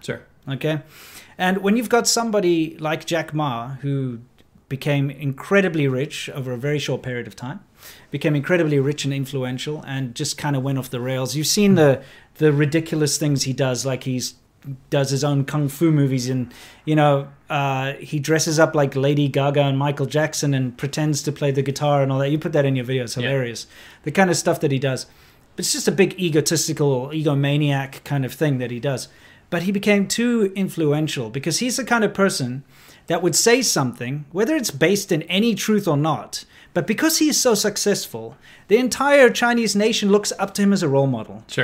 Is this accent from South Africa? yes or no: yes; South Africa; moved away as an adult; also born or lived in China; growing up in South Africa